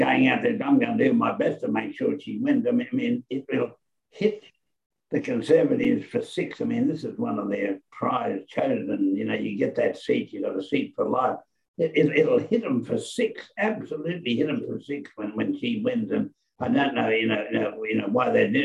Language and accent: English; Toowoomba, Queensland, Australia; also born or lived in Lyndhurst? (Lynnville), Queensland; that's my hometown, Toowoomba. I grew up after I left the little town of Lynnville. I went to Toowoomba